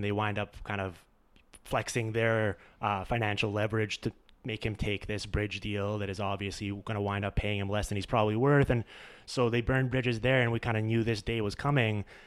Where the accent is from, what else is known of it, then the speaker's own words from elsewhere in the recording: Vancouver, British Columbia, Canada; it's in my hometown